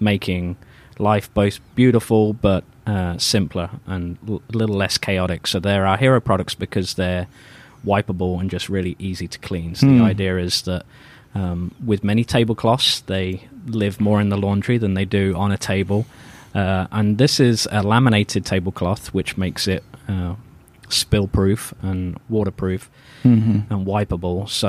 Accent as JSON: {"language": "English", "town": "Thrapston", "region": "East Midlands", "country": "United Kingdom", "tie": "born or raised there", "accent": "British", "moved": "as an adult", "lives_now": "United States", "said": "I'm from a small town called Thrapston, about 3,000 population, kind of a country village."}